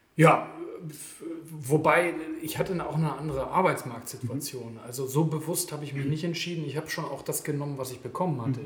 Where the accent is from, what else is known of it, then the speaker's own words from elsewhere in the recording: Germany; moved away as an adult; also born or lived in Guatemala; ich bin ein Deutscher